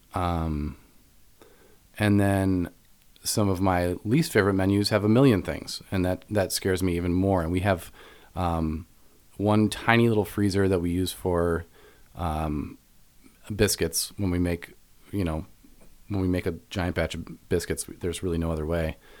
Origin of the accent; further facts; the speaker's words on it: Evanston, Illinois, United States; I was raised in Evanston